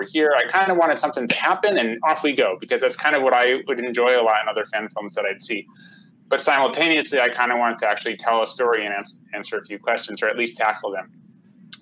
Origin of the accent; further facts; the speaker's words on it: Connecticut, United States; now in California, United States; I grew up in Connecticut on the East Coast